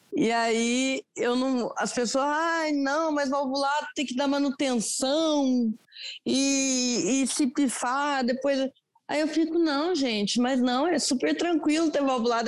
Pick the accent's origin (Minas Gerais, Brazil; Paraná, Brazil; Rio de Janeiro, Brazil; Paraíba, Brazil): Minas Gerais, Brazil; Andradas; moved away as an adult; now in Lavras, Brazil; Eu sou, eu moro em Lavras, Minas Gerais, hum. mas eu sou de Andradas, que é divisa com o estado de São Paulo.